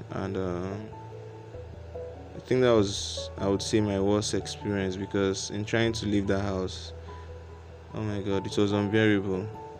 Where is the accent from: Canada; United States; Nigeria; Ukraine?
Nigeria; now in Ghana; At the end of the day, living in Nigeria, living in Ghana as a Nigerian